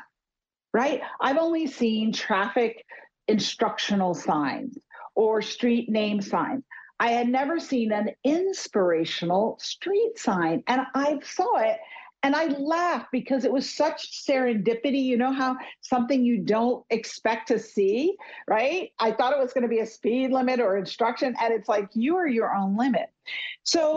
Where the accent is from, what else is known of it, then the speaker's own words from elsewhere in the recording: New York City, New York, United States; I'm more of a nature girl than a big city girl, even though I grew up in New York City